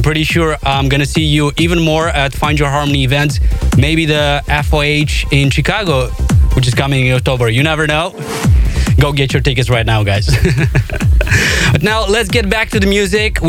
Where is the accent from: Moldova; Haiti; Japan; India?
Moldova